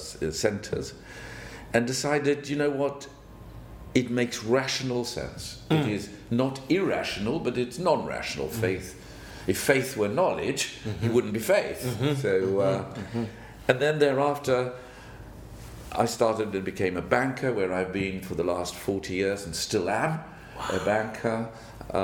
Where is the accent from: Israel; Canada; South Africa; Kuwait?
South Africa; So I grew up in South Africa, a little farm boy. Went to do my schooling there